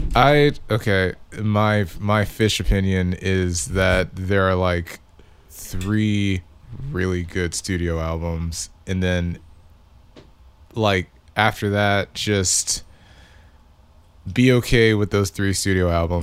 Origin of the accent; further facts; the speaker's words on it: Victoria, Texas, United States; moved away; I'm from Victoria